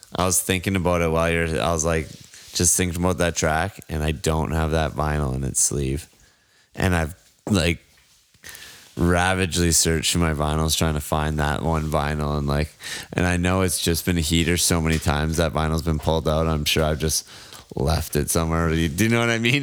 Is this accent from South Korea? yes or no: no; Canada; my hometown burnt down